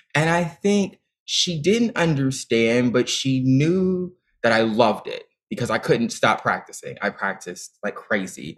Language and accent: English; Dayton, Ohio, United States; moved away; I auditioned for the performing arts high school in my hometown of Dayton, Ohio